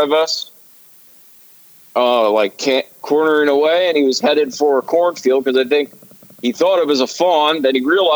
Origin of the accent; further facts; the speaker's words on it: Southeast Pennsylvania, United States; I'm from Southeast PA